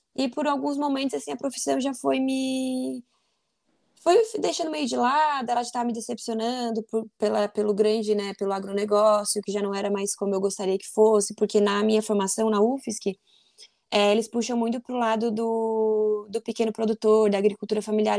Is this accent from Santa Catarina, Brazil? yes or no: yes; Forquilhinha, Santa Catarina, Brazil; eu sou de Forquilinha, Santa Catarina, uma cidade pequenininha